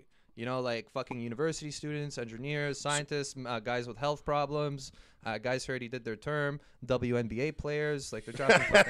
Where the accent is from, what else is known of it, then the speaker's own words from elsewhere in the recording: Brooklyn, New York, United States; oh, hey guys, I'm from Brooklyn, USA.